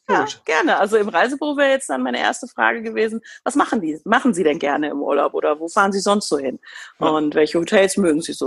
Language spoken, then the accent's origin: German; Germany; bei uns in Deutschland